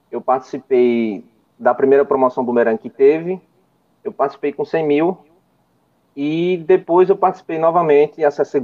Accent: Timbaúba, Pernambuco, Brazil; É, eu sou do Nordeste, eu sou aqui de Timbaúba, Pernambuco, fica aproximadamente a 100 quilômetros do Recife e 90 quilômetros de João Pessoa, né?

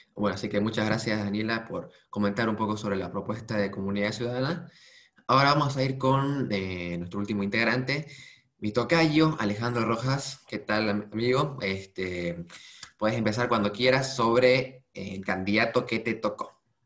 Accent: Bolivia; nuestro país

